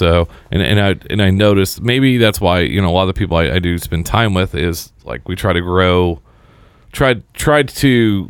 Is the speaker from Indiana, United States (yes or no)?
yes; Seymour, Indiana, United States; me and Griff are from the same hometown. Oh, really? We're both from Seymour.